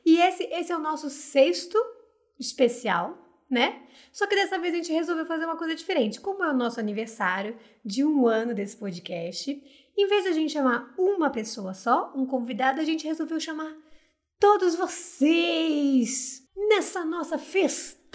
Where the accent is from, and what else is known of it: Rio de Janeiro, Brazil